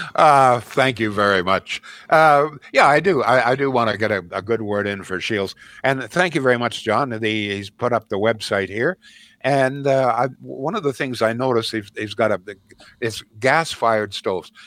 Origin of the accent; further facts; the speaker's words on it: Brantford, Ontario, Canada; growing up in Brantford, Ontario